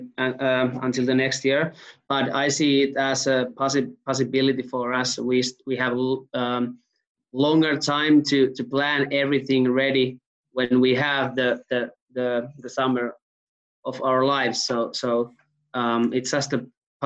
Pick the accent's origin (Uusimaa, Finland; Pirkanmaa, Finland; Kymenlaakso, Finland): Uusimaa, Finland; Hyvinkää; I'm from Hyvinkää, which is like a 1 hour ride from Helsinki.